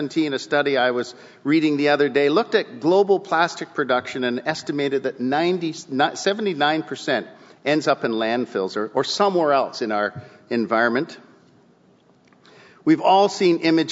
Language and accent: English; Southern Ontario, Canada; I would come home to Southern Ontario